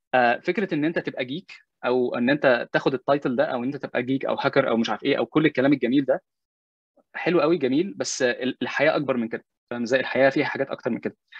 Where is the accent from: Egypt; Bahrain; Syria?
Egypt; moved away; أنا مسلم مصري بتكلم عربي